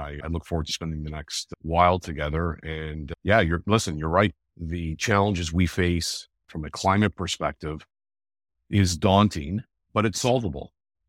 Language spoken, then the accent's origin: English; Toronto, Ontario, Canada; So I was born and raised in Toronto, North York in particular. So for your viewers who aren't from Toronto, that's sort of the top end of the city of Toronto. Born and raised here, live here with my wife and two daughters.